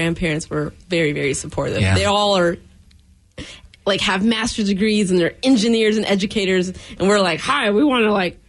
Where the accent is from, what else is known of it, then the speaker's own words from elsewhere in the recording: the Northwest, Pacific Northwest, United States; We were raised in the Northwest, but we were raised by Southerners.